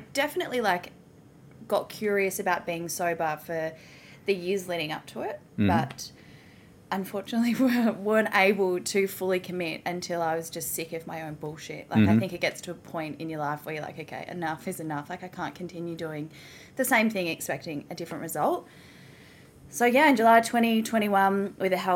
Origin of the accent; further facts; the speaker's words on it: Melbourne, Victoria, Australia; moved away as an adult; now in Gold Coast, Australia; I'm originally from Melbourne